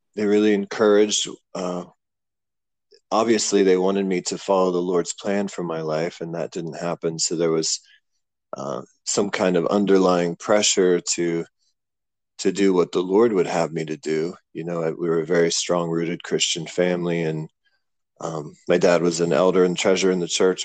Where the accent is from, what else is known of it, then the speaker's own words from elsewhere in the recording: Clearfield, Pennsylvania, United States; moved away as an adult; also born or lived in Pittsburgh, Pennsylvania; now in Cambodia; I grew up in a small town called Clearfield on Interstate 80, about two and a half hours from Pittsburgh